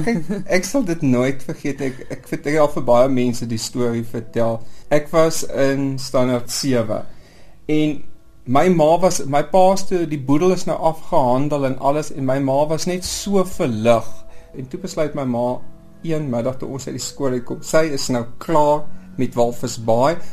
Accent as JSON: {"language": "Afrikaans", "region": "southern Namibia", "country": "Namibia", "tie": "born or raised there", "said": "ek kom eintlik maar van Namibië af en ek bedoel ek kom in die suide van Namibië"}